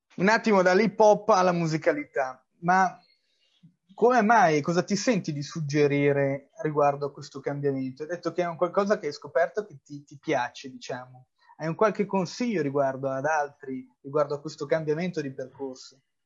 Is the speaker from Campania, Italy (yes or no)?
no; Milan, Lombardy, Italy; da milanese